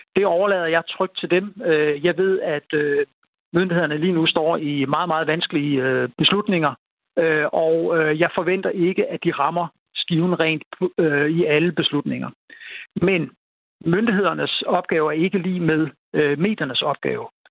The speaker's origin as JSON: {"language": "Danish", "area": "North Jutland", "region": "North Denmark Region", "country": "Denmark"}